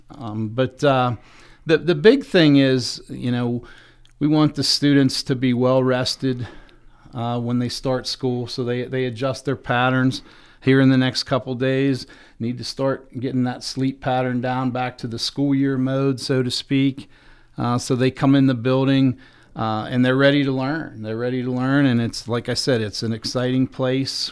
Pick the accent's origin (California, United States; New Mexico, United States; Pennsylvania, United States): Pennsylvania, United States; DuBois; came back and was fortunate enough to be hired in my hometown